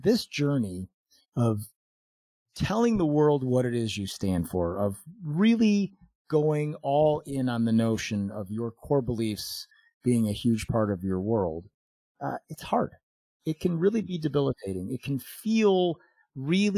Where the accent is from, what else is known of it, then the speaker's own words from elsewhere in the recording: Chicago, Illinois, United States; moved away as an adult; now in Phoenix, United States; Chicago, which was my hometown and the area where I lived most of my adult life before we moved here to Phoenix